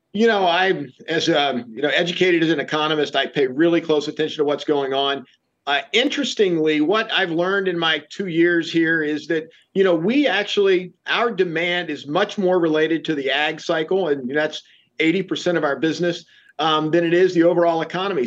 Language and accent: English; Shenandoah Valley, Virginia, United States; I grew up in the Shenandoah Valley of Virginia, so I've been around this equipment all my life